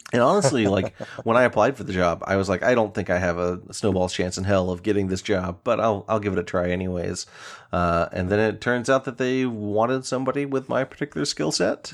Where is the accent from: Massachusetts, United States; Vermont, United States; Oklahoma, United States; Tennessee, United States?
Tennessee, United States; Chattanooga; moved away as an adult; also born or lived in Knoxville, Tennessee; now in Seattle, United States; Knoxville's about two hours from my hometown of Chattanooga